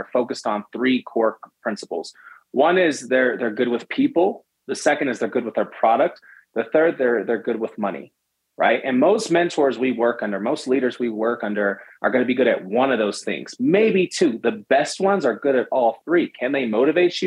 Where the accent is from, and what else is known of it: San Francisco, California, United States; born or raised there